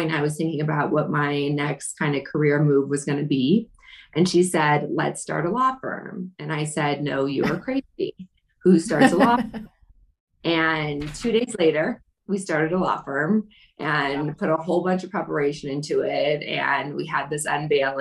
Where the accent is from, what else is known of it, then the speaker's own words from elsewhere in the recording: Denver, Colorado, United States; I'm from Denver